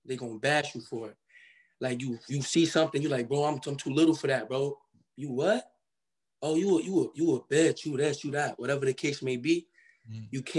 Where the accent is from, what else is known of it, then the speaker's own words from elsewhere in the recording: Cincinnati, Ohio, United States; also born or lived in Michigan; I was born in Michigan, but I grew up in Cincinnati, Ohio.